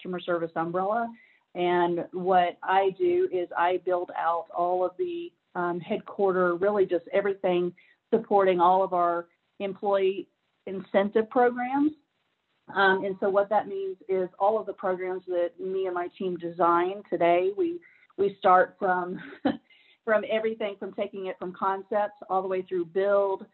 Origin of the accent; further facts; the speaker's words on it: Nashville, Tennessee, United States; moved away as an adult; now in Georgia, United States; I am originally from Nashville, Tennessee. Love my home city. Love it. You know, really grew up there